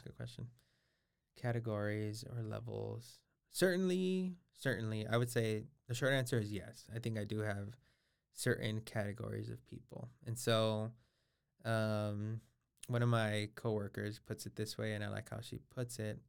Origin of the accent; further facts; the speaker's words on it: Los Angeles, California, United States; I'm originally from Los Angeles, California. So I was born ten minutes east of downtown Los Angeles. And so I'm born and raised there.